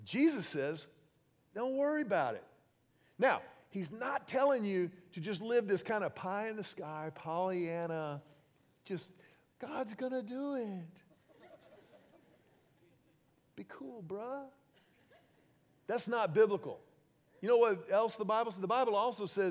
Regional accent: Houston, Texas, United States; When I was 16 years old, I was growing up in Houston

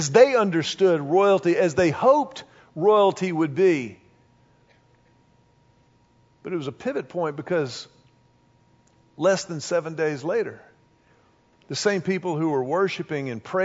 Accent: Houston, Texas, United States; when I was growing up in Houston

